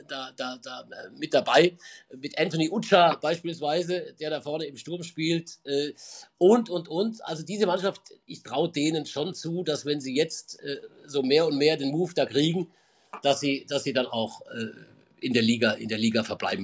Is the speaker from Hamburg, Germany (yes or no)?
no; Mühlacker, Baden-Württemberg, Germany; moved away as an adult; also born or lived in Pforzheim / Stuttgart; now in Munich, Germany; Ich bin in, in, in Pforzheim geboren, dann bin ich in, in, einem, in einem Kaff, neun Kilometer von Pforzheim entfernt, aufgewachsen